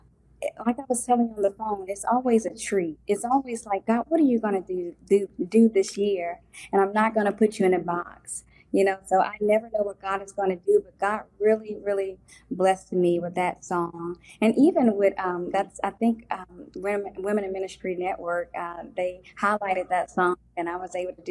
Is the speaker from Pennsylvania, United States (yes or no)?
no; Mississippi, United States; I'm from Mississippi